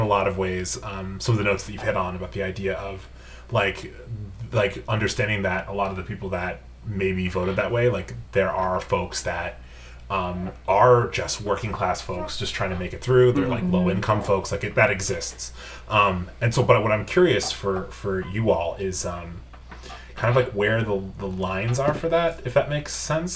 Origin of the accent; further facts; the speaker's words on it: Long Island, New York, United States; I come from uh, like Long Island, New York